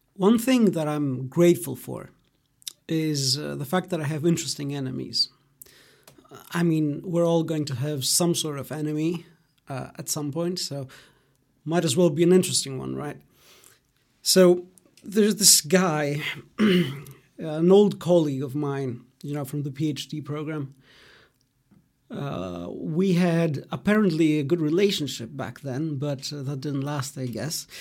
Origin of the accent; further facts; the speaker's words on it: Greece; English is a second language; also born or lived in Germany; So I was born in Greece, um, in you know my hometown, uh, the place where I've lived most of my life. Uh, but I grew up in Germany